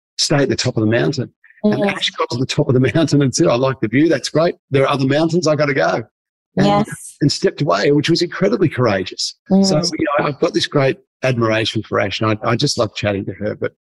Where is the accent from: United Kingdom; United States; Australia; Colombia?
Australia; Geelong, Victoria; I grew up in Geelong in Victoria, probably one of the coldest places on earth.